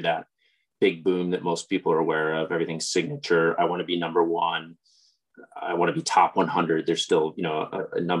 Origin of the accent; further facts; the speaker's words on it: Madison, Wisconsin, United States; moved away as an adult; also born or lived in Mississippi / China; I grew up in Wisconsin, Madison, which is a college town